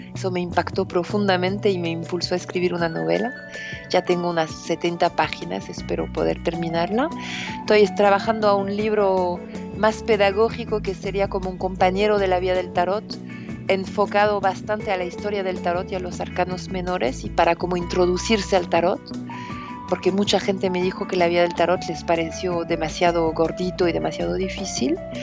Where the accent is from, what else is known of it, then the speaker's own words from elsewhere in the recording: near Paris, Île-de-France, France; soy una hija de la ciudad, que nací cerca de París y siempre viví en la ciudad